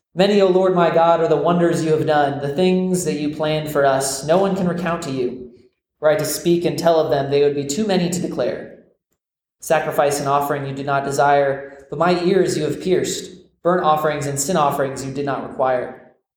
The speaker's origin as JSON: {"language": "English", "region": "Florida", "country": "United States", "tie": "born or raised there", "said": "I grew up in Florida, America's most famous peninsula"}